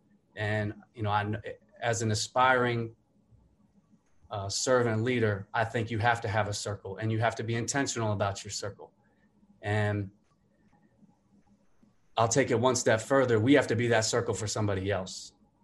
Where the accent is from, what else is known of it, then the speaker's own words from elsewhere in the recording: Colombia; going back to growing up in Colombia, South America, you know, seeing what I saw